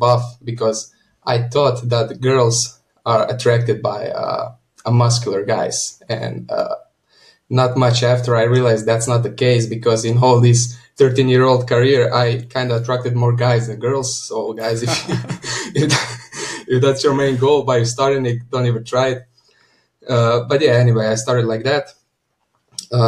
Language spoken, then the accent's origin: English; Croatia; I come from Croatia. I live next to the capital city of Zagreb